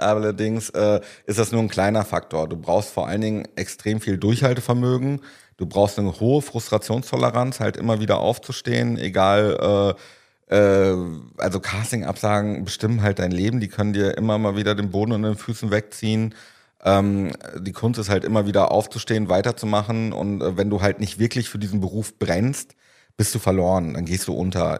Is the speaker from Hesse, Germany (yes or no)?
no; Paderborn, North Rhine-Westphalia, Germany; moved away; in meiner Heimat damals in Paderborn, habe ich äh, damals Konzerte und Festivals veranstaltet